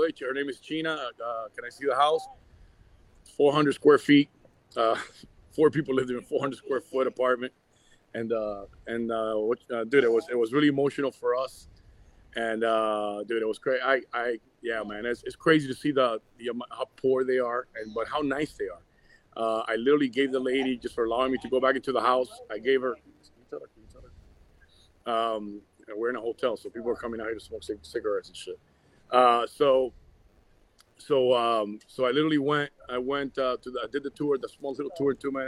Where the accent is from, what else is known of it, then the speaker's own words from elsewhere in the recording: Havana, Cuba; first language Spanish; English is a second language; now in United States; I left in 80 in the Mario boat lift with my mother and my sister